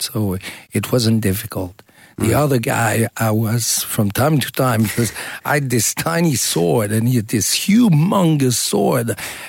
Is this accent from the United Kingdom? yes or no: no; Switzerland; also born or lived in United States; I was born in the States. I was raised in Switzerland and many different places.